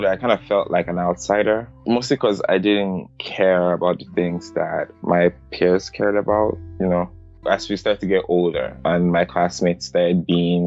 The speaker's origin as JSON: {"language": "English", "region": "Lagos", "country": "Nigeria", "tie": "born or raised there", "moved": "yes", "lives_now": "United States", "said": "I grew up in Surulere."}